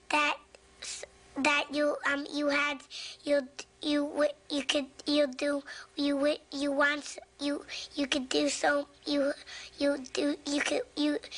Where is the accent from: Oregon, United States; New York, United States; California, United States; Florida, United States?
New York, United States; Manhattan; I'm from Manhattan, Manhattan, New York, from New York.